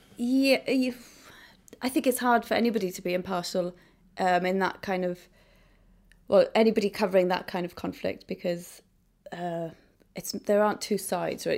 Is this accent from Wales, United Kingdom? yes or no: yes; Idola, Wales, United Kingdom; I came from Idola, a little, you know, hamlet in Wales.